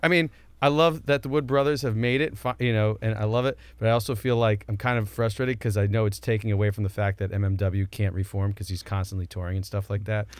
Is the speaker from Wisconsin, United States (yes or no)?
no; Northern New Jersey, United States; I live and I grew up in Northern Jersey